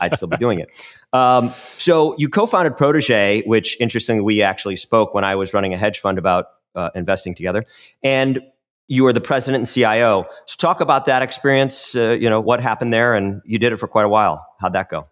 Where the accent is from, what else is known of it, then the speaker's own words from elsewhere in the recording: Chicago, Illinois, United States; I'm from Chicago.